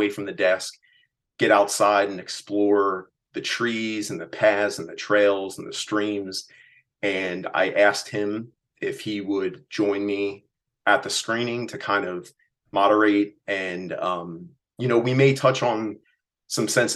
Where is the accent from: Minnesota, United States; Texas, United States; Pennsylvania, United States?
Pennsylvania, United States; Reading; my hometown